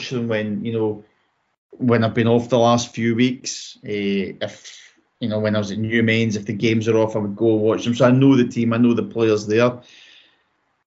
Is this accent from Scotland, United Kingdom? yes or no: yes; Kilsyth, Scotland, United Kingdom; it's my hometown club. It's where I've been brought up.